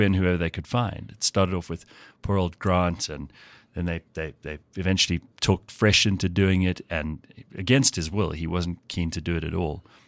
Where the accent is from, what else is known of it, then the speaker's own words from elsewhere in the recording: Pretoria, Gauteng, South Africa; also born or lived in KwaZulu-Natal / Sandton; was born in Pretoria, lived for the first few years on a farm near the Hartbeespoort Dam. Then we moved to um, KZN for a little while. I was at primary school there. Moved back here